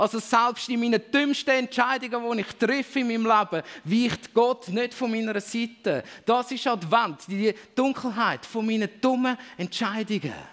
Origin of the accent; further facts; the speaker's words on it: Switzerland; als Schweizer vielleicht nochmal da ein extra Wort dazu